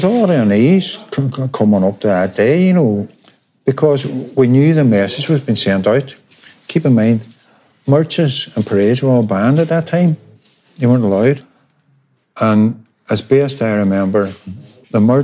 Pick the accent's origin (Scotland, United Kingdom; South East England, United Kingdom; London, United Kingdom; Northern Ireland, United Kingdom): Northern Ireland, United Kingdom; Derry; We're from Westway, about a mile apart.